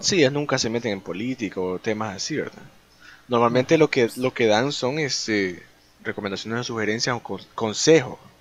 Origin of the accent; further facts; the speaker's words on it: El Salvador; somos de El Salvador